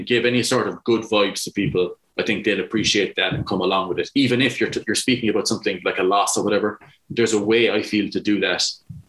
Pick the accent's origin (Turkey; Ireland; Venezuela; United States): Ireland; Munster; I'm from Munster